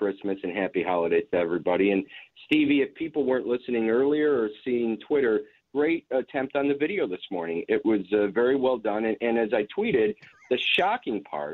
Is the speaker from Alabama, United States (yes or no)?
no; Skokie, Illinois, United States; also born or lived in Beverly, Chicago; now in Chicago, United States; where I grew up in Skokie